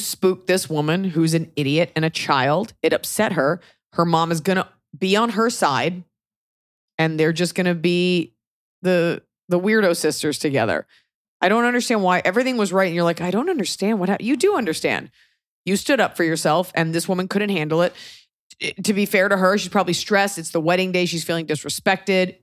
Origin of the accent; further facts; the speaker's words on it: United States; as an American